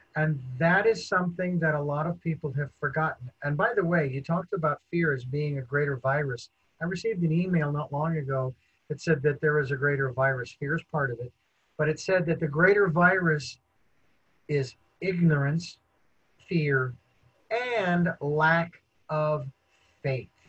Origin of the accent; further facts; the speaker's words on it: United States; as an American